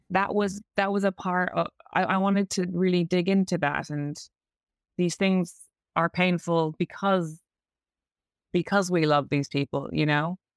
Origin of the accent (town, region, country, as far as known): Ireland; accent: Irish; moved away as an adult; now in London, United Kingdom